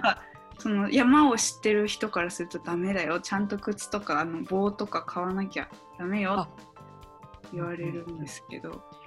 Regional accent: Miyagi, Japan

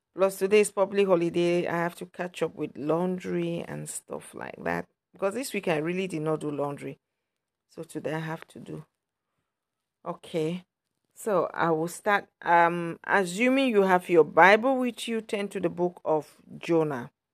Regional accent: Cameroon; moved away; I'm from Cameroon, from a Christian background.

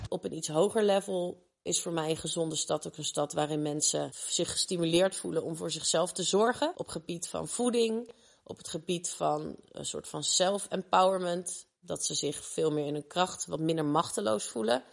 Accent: Rotterdam, South Holland, Netherlands; geboren en getogen in Rotterdam, in Kralingen

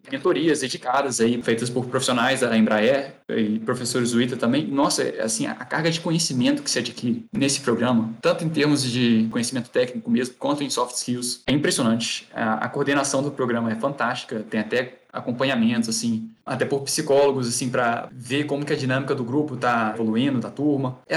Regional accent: Varginha, Minas Gerais, Brazil; sou, sou o próprio ET Bilu, né, gente. sou de Varginha

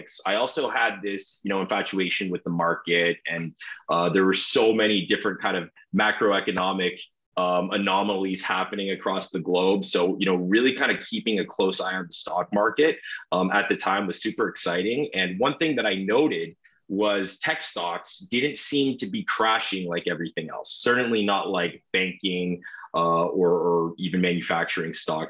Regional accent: Toronto, Ontario, Canada; I'm from Toronto, Ontario

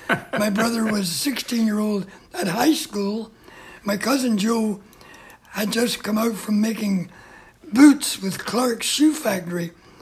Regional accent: Ballymena, Northern Ireland, United Kingdom; moved away; Born in the County Antrim in the north of Ireland, in the same town as the famous Liam Neeson.

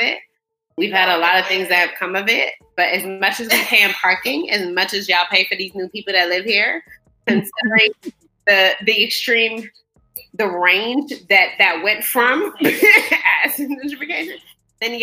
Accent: Washington, District of Columbia, United States; also born or lived in Maryland; I moved to DC. and I matriculated all through DC public schools. I'm a very native ass Washingtonian.

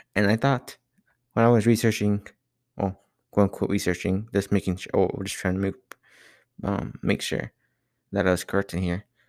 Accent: Laredo, Texas, United States; I'm from Laredo

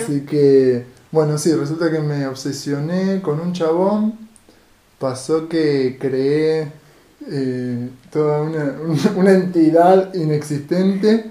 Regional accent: Rosario, Santa Fe, Argentina; nosotros que somos de Rosario

